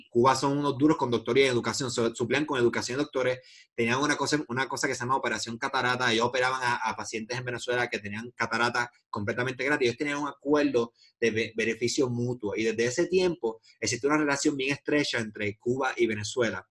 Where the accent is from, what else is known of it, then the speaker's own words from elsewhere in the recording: Puerto Rico; yo soy de Puerto Rico